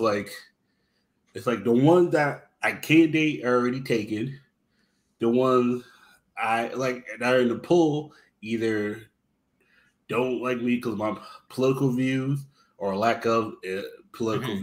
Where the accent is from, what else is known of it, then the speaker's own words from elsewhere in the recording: East Coast, United States; I'm from the East Coast